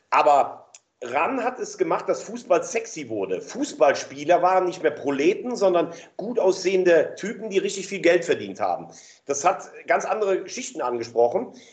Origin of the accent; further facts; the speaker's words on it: Rhineland, Germany; CH können wir auch nicht sprechen im Rheinland.